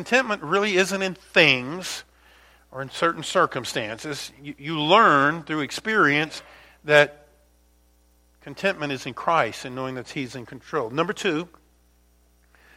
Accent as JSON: {"language": "English", "region": "Louisiana", "country": "United States", "tie": "born or raised there", "said": "the Mississippi River, which I grew up near down in Louisiana"}